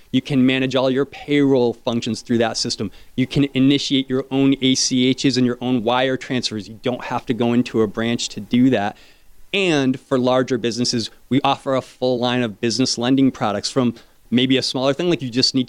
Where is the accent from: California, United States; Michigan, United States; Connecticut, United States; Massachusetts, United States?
Connecticut, United States; now in South Florida, United States; I grew up in Connecticut